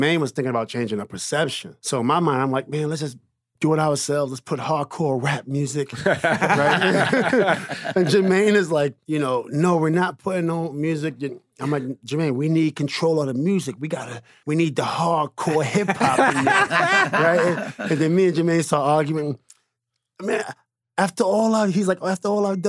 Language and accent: English; New York City, New York, United States; I was from Queens